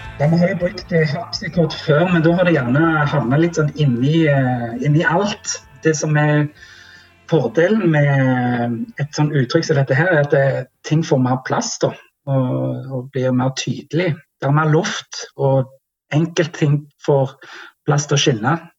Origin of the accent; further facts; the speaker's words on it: Jæren, Rogaland, Norway; Jæren, som jo er der vi kommer fra og er veldig stolte av.